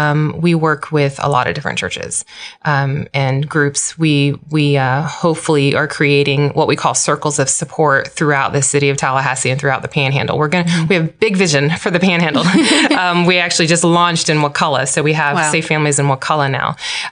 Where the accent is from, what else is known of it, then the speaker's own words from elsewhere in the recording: Guam; born there; I was born on the mission field. I was born in Timon and Guam.